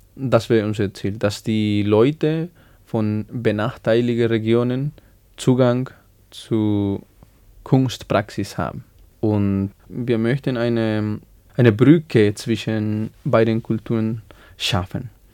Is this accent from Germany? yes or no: no; Bolivia; German is a second language; moved away as an adult; now in Salzburg, Austria; ich bin in Bolivien geboren und da habe ich 21 Jahre gelebt.